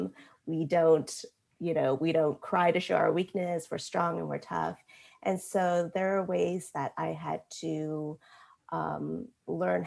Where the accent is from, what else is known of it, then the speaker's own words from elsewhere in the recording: United States; growing up in America